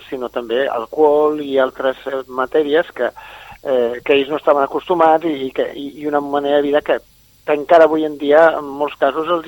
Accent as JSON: {"language": "Catalan", "region": "Catalonia", "country": "Spain", "said": "i en realitat som catalans i fixeu-vos que en un país tan petit"}